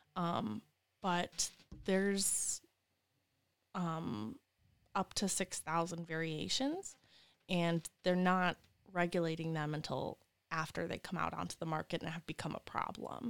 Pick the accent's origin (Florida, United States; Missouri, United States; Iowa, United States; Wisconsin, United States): Wisconsin, United States; moved away as an adult; also born or lived in West Virginia; now in Lansing, United States; I'm from Wisconsin